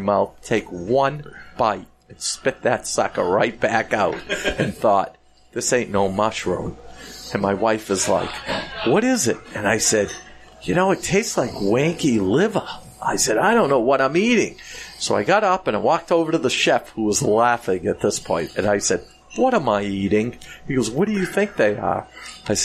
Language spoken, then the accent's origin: English; Boston, Massachusetts, United States